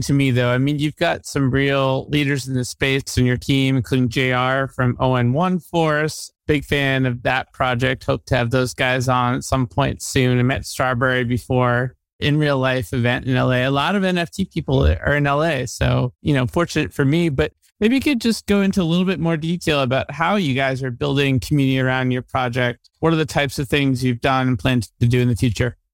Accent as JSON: {"language": "English", "town": "Salem", "region": "Massachusetts", "country": "United States", "also_born_or_lived": "Peabody, Massachusetts / Danvers, Massachusetts", "said": "I'm from Salem, Mass"}